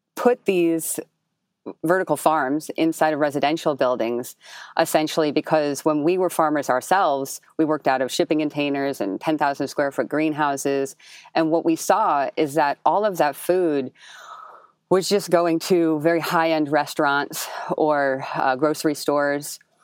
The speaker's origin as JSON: {"language": "English", "town": "Jersey City", "region": "New Jersey", "country": "United States", "tie": "born or raised there", "said": "I was born and raised in Jersey City, so we sometimes call it, like, the, you know, the additional borough."}